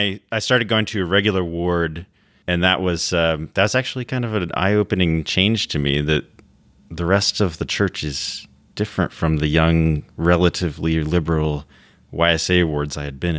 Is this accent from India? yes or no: no; Washington, United States; Yeah, so I grew up in Washington State and was born into a Mormon family.